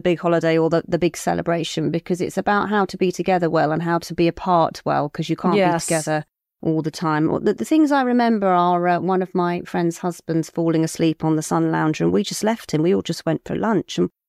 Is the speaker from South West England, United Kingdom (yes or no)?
yes; Cornwall, South West England, United Kingdom; I'm not Welsh, so I don't know. I'm Cornish.